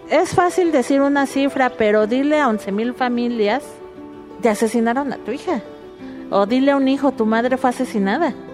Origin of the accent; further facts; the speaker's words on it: Michoacán, Mexico; soy de Michoacán, soy madre de cuatro jóvenes desaparecidos.